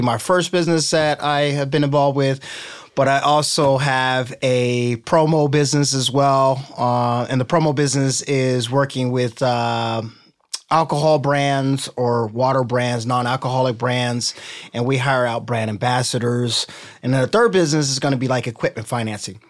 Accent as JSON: {"language": "English", "region": "Ohio", "country": "United States", "also_born_or_lived": "California", "moved": "yes", "lives_now": "Newport Beach, United States", "said": "I'm from Ohio"}